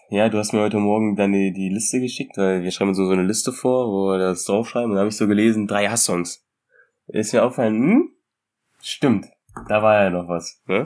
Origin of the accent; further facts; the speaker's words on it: Germany; bei uns in Deutschland hier